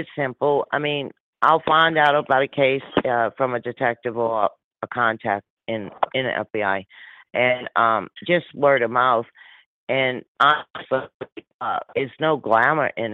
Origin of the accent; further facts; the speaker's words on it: New Orleans, Louisiana, United States; I'm born and raised in my accent, New Orleans, Louisiana